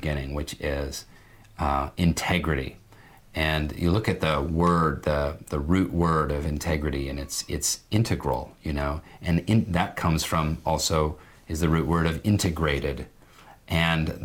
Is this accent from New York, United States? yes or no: no; Seattle, Washington, United States; my consciousness went bloop in Seattle, Washington